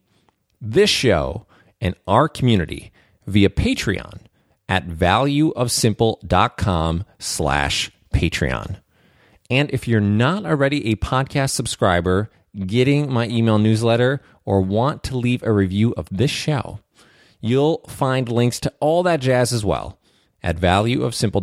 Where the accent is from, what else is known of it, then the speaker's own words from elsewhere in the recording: Minnesota, United States; I'm Minnesotan. I'm practically Canadian.